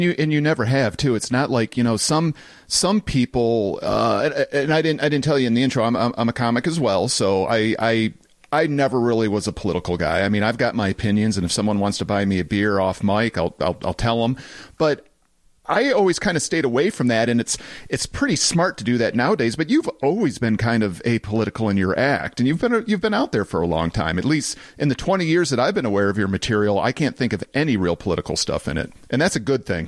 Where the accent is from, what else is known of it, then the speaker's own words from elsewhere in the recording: Farmington Hills, Michigan, United States; I grew up in Farmington Hills